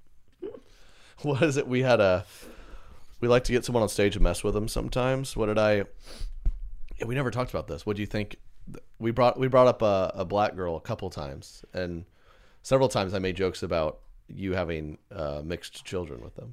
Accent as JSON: {"language": "English", "region": "Tornado Alley", "country": "United States", "tie": "born or raised there", "said": "growing up in Tornado Alley"}